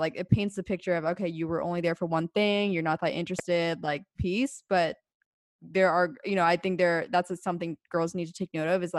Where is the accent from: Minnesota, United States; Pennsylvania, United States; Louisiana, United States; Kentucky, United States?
Pennsylvania, United States